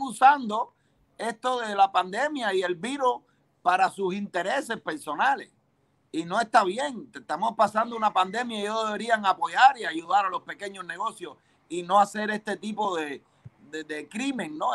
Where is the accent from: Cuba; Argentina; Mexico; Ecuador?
Cuba; moved away as an adult; now in United States; salí de Cuba en el año 92